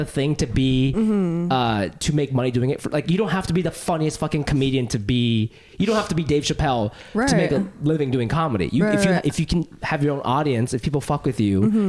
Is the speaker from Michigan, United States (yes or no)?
no; Ohio, United States; moved away; there were zero Asian girls working at Abercrombie where I grew up in Ohio